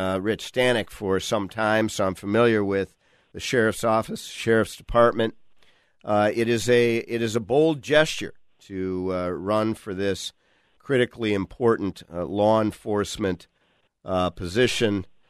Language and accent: English; Minnesota, United States; I am shortening it for us Minnesotans.